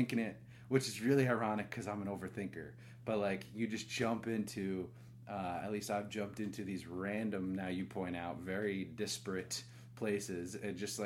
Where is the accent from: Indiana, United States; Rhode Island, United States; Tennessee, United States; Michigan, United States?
Rhode Island, United States; moved away as an adult; also born or lived in San Francisco; now in Austin, United States; I grew up in Rhode Island